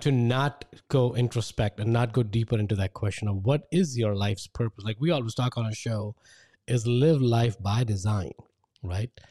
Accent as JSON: {"language": "English", "country": "India", "tie": "born or raised there", "moved": "as an adult", "said": "I grew up in India"}